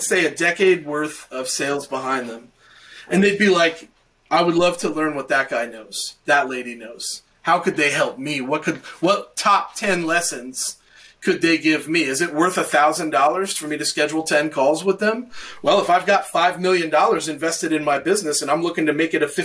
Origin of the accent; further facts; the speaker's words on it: Knoxville, Tennessee, United States; my hometown of Knoxville, Tennessee